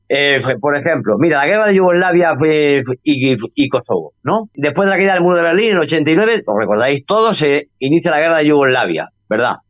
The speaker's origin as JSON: {"language": "Spanish", "country": "Spain", "said": "En el caso de España, por ejemplo, donde, de donde yo soy"}